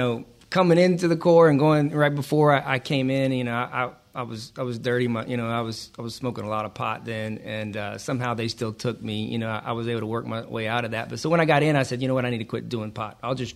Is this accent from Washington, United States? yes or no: no; Georgia, United States; I am from Georgia.